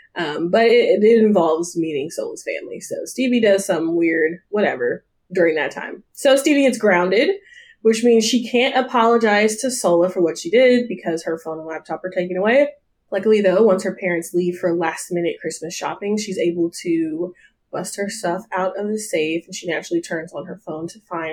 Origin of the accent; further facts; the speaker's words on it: Nashville, Tennessee, United States; moved away; also born or lived in Atlanta, Georgia / East Coast; I was raised in Nashville